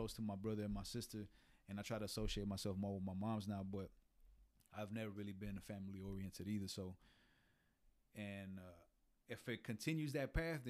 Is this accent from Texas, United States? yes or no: yes; Houston, Texas, United States; I grew up in Houston.